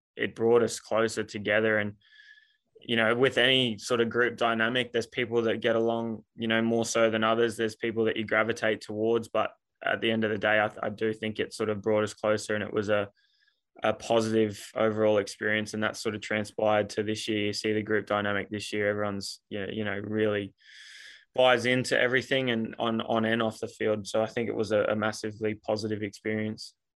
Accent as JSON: {"language": "English", "town": "Townsville", "region": "Queensland", "country": "Australia", "tie": "born or raised there", "moved": "as an adult", "lives_now": "Sydney, Australia", "said": "in what was really my hometown for 18 years"}